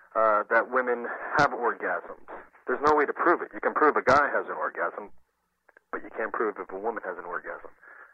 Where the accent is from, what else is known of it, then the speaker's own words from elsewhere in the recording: Hoboken, New Jersey, United States; No, I'm from Hoboken.